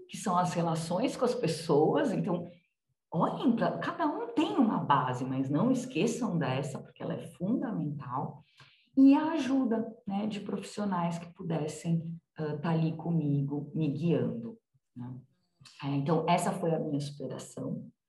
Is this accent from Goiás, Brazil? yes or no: no; São Paulo, Brazil; Eu sou de São Paulo, capital, então eu sou paulistana. É, costumo dizer que eu sou paulistana da gema